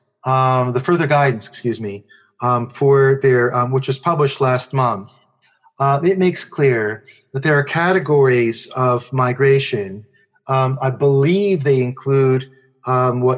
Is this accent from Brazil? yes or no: no; United States; now in United Kingdom; being an American